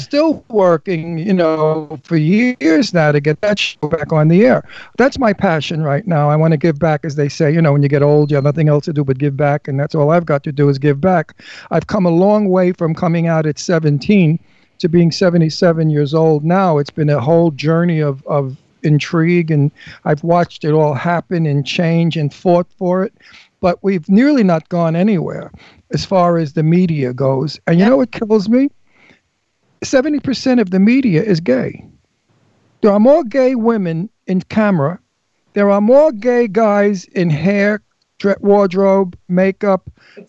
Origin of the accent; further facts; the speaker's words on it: Brooklyn, New York, United States; When I was 13, living in, in coming from Brooklyn